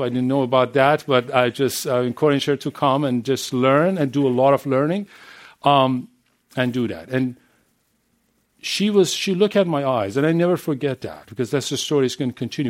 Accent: Iran; English is a second language; moved away as an adult; I'm coming from Middle East, from Iran. And I know, and I raised and grew up there.

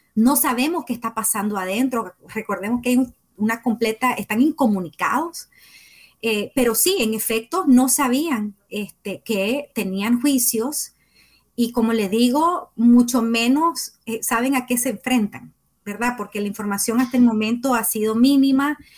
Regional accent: Nicaragua; comunicadora nicaragüense

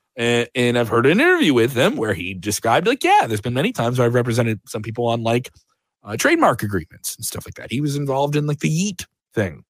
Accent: Chicago, Illinois, United States; I'm from Chicago.

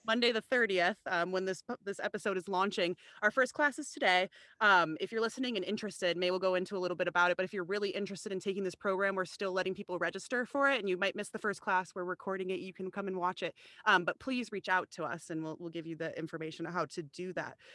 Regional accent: Chicago, Illinois, United States; moved away as an adult; also born or lived in Rhode Island; I'm not from the New England or Rhode Island area at all, I'm from the Chicagoland area, and I actually came out to Rhode Island to go to college

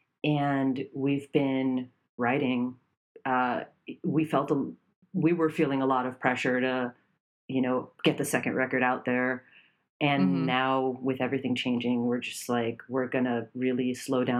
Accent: Miami, Florida, United States; also born or lived in Connecticut; My family moved here, moved to Miami when I was 3 years old

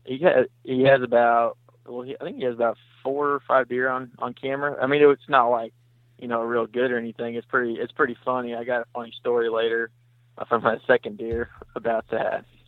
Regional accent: Vienna, Missouri, United States; moved away as an adult; now in St. Louis, United States; I'm from Vienna, Missouri

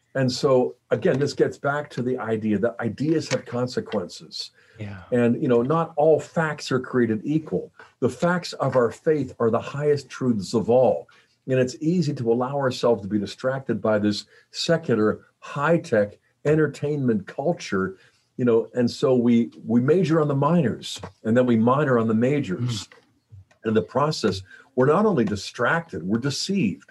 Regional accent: Pittsburgh, Pennsylvania, United States; I grew up in Pittsburgh

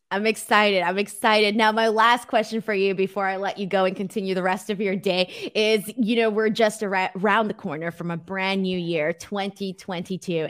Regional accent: Los Angeles, California, United States; I'm from Los Angeles

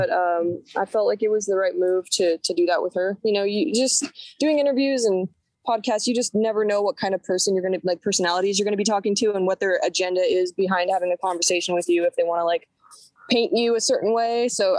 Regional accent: Oakland, California, United States; also born or lived in Sacramento; I guess I consider Oakland and Sacramento to be my hometown, because I moved around a lot growing up

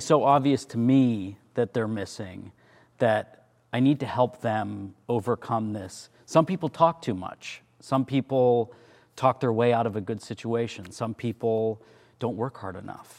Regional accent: about two hours from Toronto, Ontario, Canada; Toronto, which is the big city, which is about two hours from where we grew up

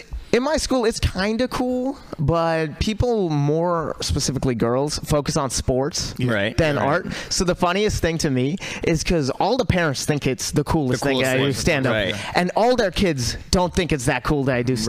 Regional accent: Walnut Creek, California, United States; Originally? I'm from Walnut Creek.

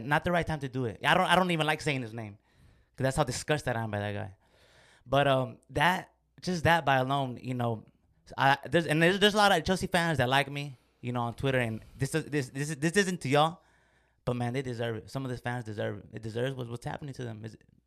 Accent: Mexico; I'm from Mexico

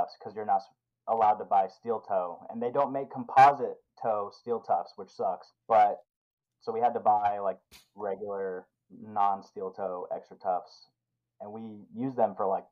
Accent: Idaho, United States; also born or lived in Colorado; now in Alaska, United States; I'm from Idaho, so like it gets cold where I'm from

